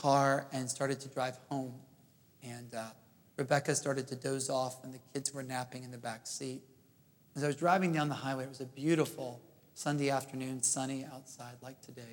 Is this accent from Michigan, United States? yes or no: no; Jackson, Mississippi, United States; moved away; also born or lived in Princeton, New Jersey / Oxford, England / Houston, Texas; I grew up in Jackson, Mississippi